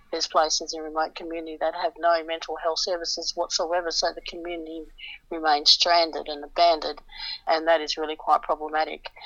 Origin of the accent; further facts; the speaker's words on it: Western Australia, Australia; In Western Australia, my home state